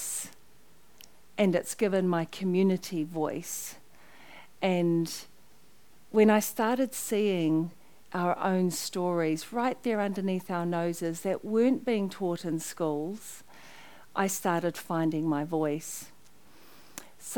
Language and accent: English; Auckland, New Zealand; I grew up in Avondale